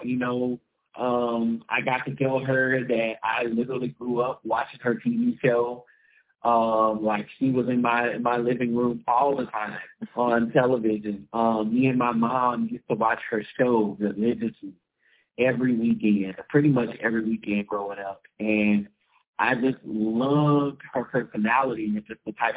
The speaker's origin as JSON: {"language": "English", "town": "Jasper", "region": "Texas", "country": "United States", "tie": "born or raised there", "said": "I grew up in Jasper, Texas, on the border of Louisiana"}